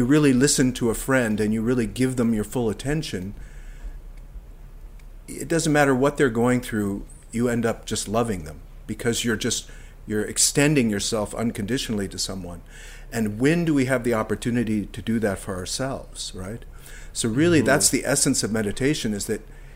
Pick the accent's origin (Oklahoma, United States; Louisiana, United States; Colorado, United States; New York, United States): Colorado, United States; moved away as an adult; also born or lived in Maine; now in Nova Scotia, Canada; I grew up in Colorado